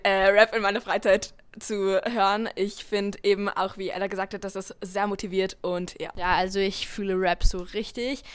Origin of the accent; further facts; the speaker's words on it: Linz, Upper Austria, Austria; auch 13 Jahre und komme auch aus Linz